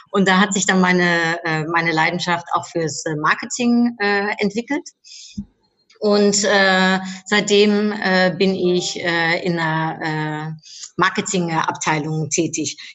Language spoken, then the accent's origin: German; Cologne, North Rhine-Westphalia, Germany; also born or lived in Netherlands; Also ich bin in Holland geboren, in äh, Köln aufgewachsen und äh, äh seitdem 26 Mal umgezogen.